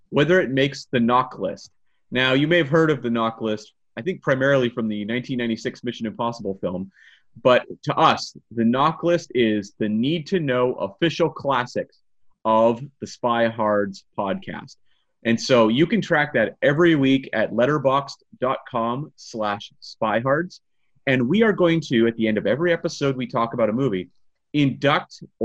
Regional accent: Canada; being Canadian

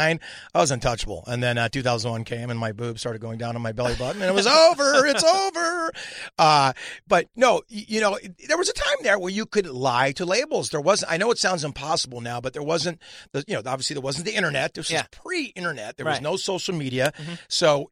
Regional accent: San Diego, California, United States; And we said, we're from San Diego, blah, blah, blah.

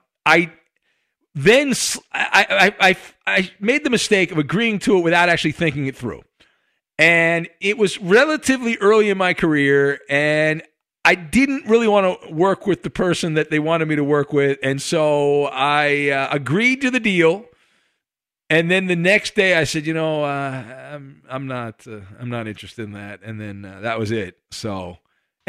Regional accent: Orange County, California, United States; I grew up in Orange County

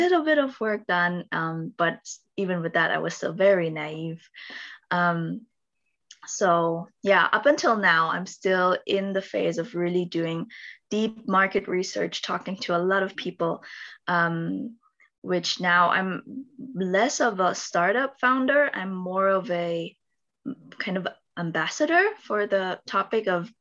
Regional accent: Philippines; now in Stuttgart, Germany; I'm originally from the Philippines

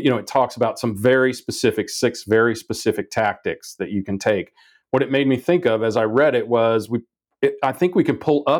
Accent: Wichita, Kansas, United States; I grew up in Wichita, Kansas

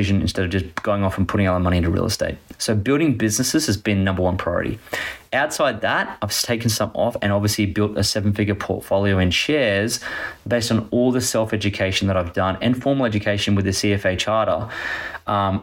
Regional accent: Gold Coast, Queensland, Australia; I grew up on the Gold Coast, which is primarily real estate driven

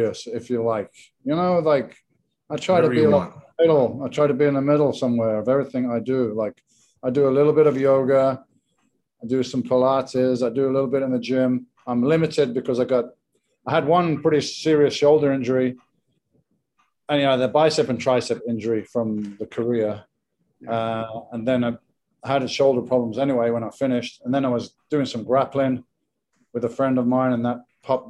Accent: England, United Kingdom; moved away as an adult; now in Spain; I'm English

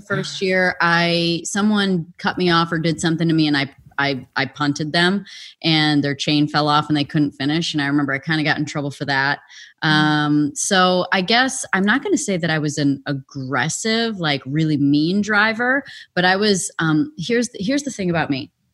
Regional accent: Illinois, United States; also born or lived in Wisconsin; we were both born in Wisconsin, but we grew up in Illinois, so that's how close we were to the border.

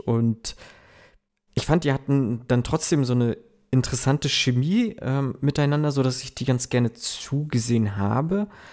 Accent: Germany; so wie ich, äh, aus so kleinen ländlichen Regionen kommt

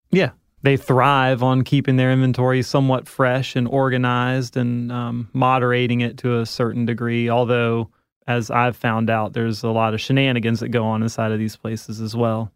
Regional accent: the South, United States; growing up in the South

